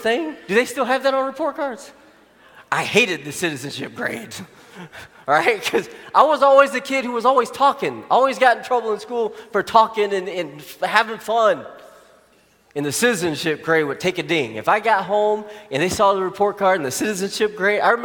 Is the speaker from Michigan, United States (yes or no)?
no; Arkansas, United States; where I grew up in Arkansas